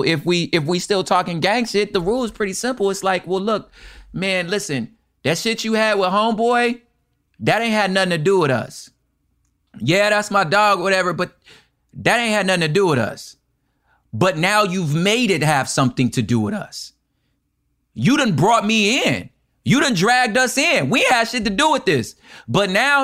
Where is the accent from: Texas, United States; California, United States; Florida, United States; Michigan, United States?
California, United States; we're both from California